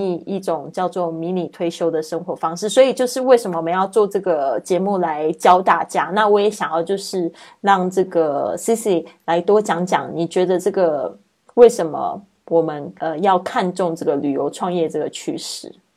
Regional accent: Taiwan; now in Spain; 来自台湾。五年前开始线上制作播客，环绕北半球两圈之后，我现在居住在西班牙，过着梦想中自由富足的生活

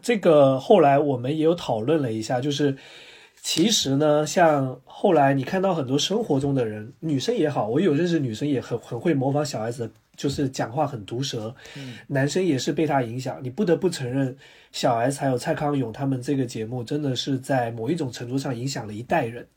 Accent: Guangdong, China; 我们潮汕那边的人都会在我们自己家的天台装一个锅

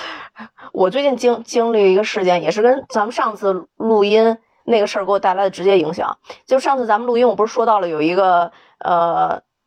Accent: Wuhan, Hubei, China; moved away; 我武汉人啊

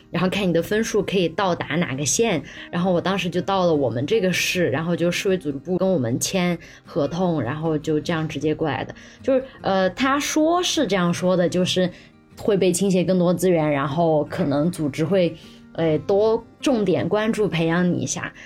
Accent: Sichuan, China; moved away as an adult; also born or lived in Beijing; 碰到了一个四川老乡

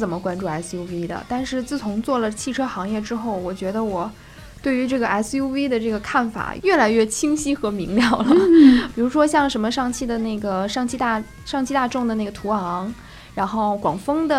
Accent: near Changbai Mountain, Jilin, China; moved away; 离我家乡很近的那个长白山

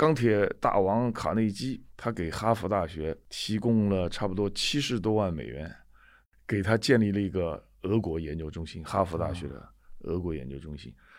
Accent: China; moved away as an adult; now in United States; 作为一个中国人来说，

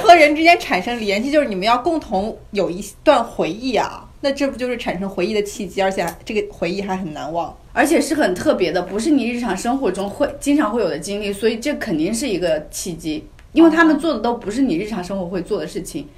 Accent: China; 像我们中国人说

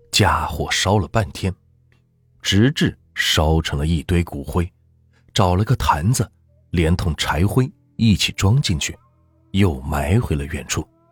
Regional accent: Anhui, China; 我小时候一直生活在安徽平原地区农村，农村的地区人口稀薄

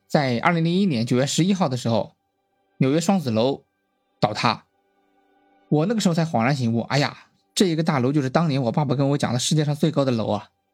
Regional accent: Shandong, China; 我是出生在一个山东的小镇上

